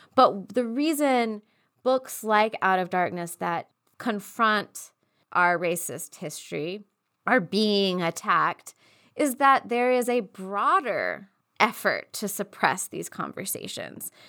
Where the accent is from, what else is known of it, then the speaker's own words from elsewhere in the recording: East Texas, United States; growing up in East Texas